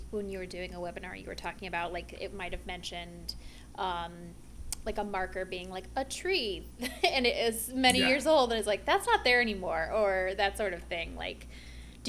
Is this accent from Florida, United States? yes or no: yes; near Anna Maria Island, Florida, United States; I grew up near Anna Maria Island